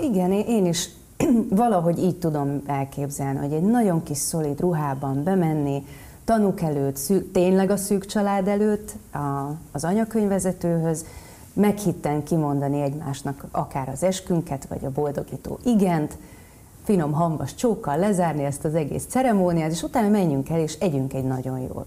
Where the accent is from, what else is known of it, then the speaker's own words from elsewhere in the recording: Nyíregyháza, Szabolcs-Szatmár-Bereg, Hungary; Én nyíregyházi lány vagyok